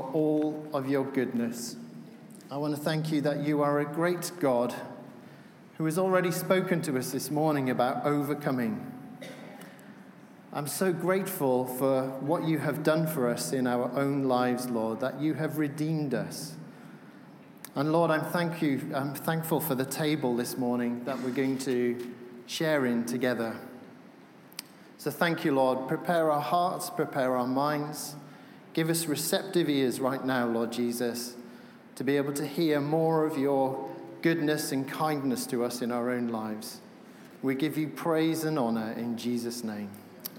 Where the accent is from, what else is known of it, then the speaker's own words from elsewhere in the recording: Wales, United Kingdom; I'm from Wales